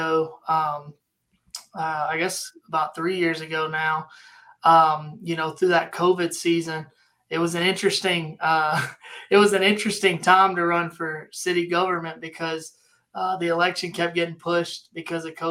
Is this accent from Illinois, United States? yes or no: no; Hurley, Mississippi, United States; moved away as an adult; also born or lived in Waxahachie, Texas; now in Midlothian, United States; I'm from Mississippi, down on the coast, down near the Biloxi area, a little town called Hurley. That's where I was born and raised